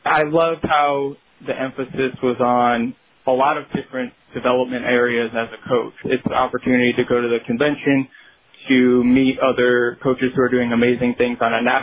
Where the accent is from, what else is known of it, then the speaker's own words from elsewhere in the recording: Rochester, New York, United States; born and raised in Rochester, New York, so the western part of the state.